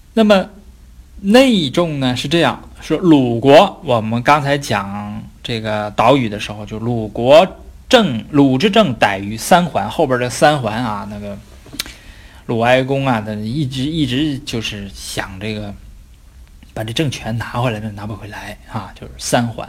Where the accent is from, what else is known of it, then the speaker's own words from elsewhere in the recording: China; 我们中国人